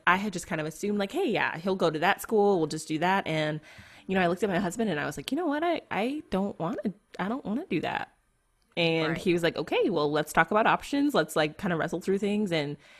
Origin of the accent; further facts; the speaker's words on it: United States; I am an American Christian woman